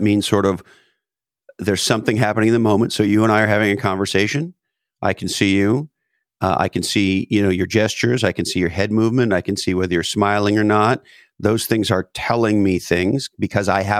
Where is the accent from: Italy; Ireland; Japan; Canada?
Canada; now in United States; I grew up in Canada.